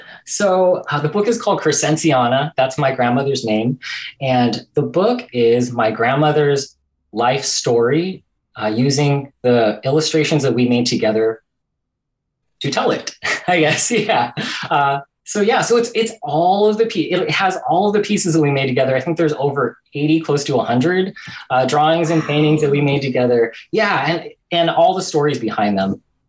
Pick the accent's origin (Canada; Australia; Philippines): Philippines; I think, especially culture, like, and being Filipino, things that we have in common.